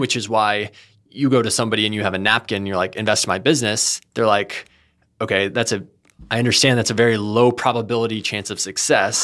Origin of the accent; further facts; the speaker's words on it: Texas, United States; moved away as an adult; now in California, United States; I'm originally from Texas.